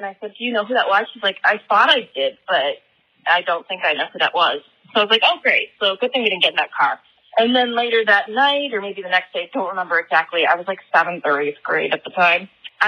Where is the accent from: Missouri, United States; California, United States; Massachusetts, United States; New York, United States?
Massachusetts, United States; Abington; Abington, which was my hometown